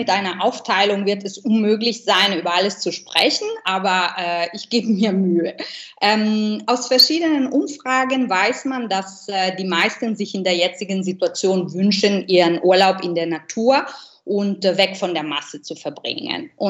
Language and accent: German; Milan, Lombardy, Italy; German is a second language; Ansonsten vermisse ich natürlich die Piazza del Duomo in meiner Heimatstadt Mailand mit äh, der wunderschönen gotischen Kathedrale und die Madonnina. Also diese kleine goldene Statue auf der Spitze des Doms äh, hat in den Herzen von uns Mailänder einen ganz besonderen Platz.